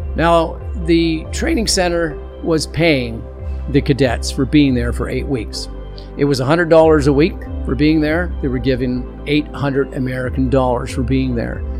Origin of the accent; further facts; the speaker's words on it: Canada; I'm from Canada